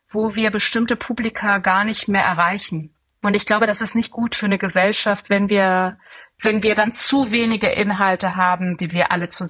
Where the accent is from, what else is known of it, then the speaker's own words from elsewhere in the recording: Tehran, Tehran Province, Iran; born there; meine beiden Eltern sind Iraner und ähm, ich bin selber in, in Teheran geboren, habe auch viel Zeit in dem Land verbracht.